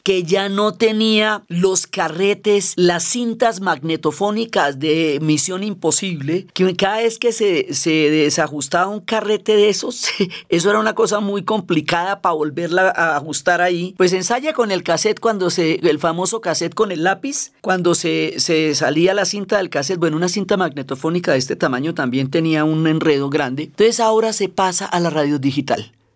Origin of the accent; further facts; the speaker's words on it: Colombia; como los colombianos vemos la vida